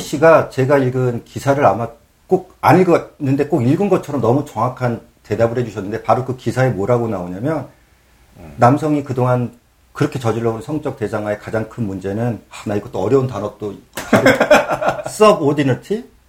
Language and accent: Korean; South Korea; moved away as an adult; now in New York, United States; 저는 한국에서 그런 거 많았잖아요